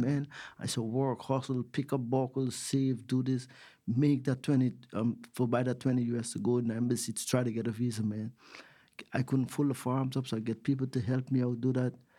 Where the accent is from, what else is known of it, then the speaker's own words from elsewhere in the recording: Georgetown, Demerara-Mahaica, Guyana; moved away as an adult; also born or lived in United States; now in Australia; I grew up in a country called Georgetown, Guyana